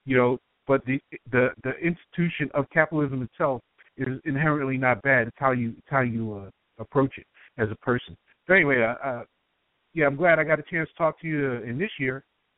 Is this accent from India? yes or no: no; New York, United States; I'm from New York.